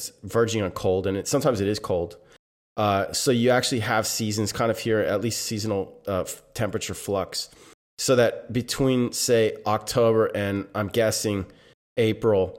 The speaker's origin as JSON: {"language": "English", "country": "United States", "also_born_or_lived": "Glastonbury", "moved": "as an adult", "said": "as an American"}